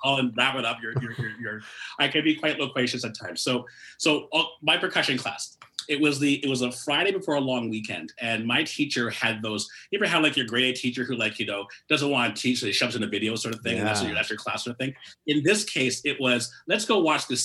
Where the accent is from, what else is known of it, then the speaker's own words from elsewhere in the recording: Toronto, Ontario, Canada; also born or lived in Mississauga; I was born and raised in Toronto